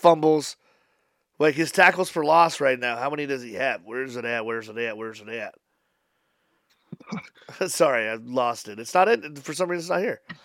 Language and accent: English; Papillion, Nebraska, United States; I'm from Papillion. I live ten minutes away